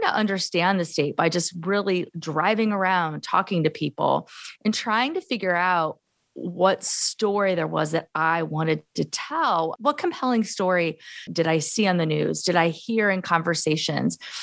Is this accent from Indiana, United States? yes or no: yes; Gary, Indiana, United States; moved away as an adult; also born or lived in Arizona / Illinois; now in Iowa, United States; I'm a lifelong Midwesterner. I was born in Gary, Indiana, nineteen seventy. So I'm from the urban sort of Rust Belt, you know, steel mill, uh, Gary, Indiana, and the surrounding communities